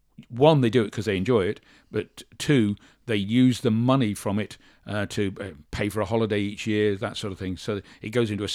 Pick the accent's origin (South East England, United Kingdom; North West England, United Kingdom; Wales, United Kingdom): South East England, United Kingdom; Shorncliffe; born there; I'm 65 years old. I'm 66 next month. I was born in Shorncliffe in Kent. I was actually born in the military hospital